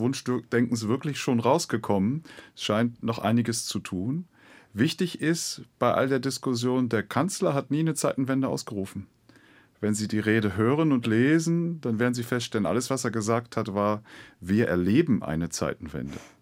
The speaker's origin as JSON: {"language": "German", "country": "Germany", "said": "wir sollten als Deutsche"}